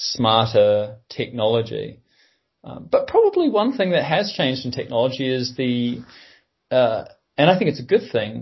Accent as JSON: {"language": "English", "country": "New Zealand", "said": "I'm a New Zealander"}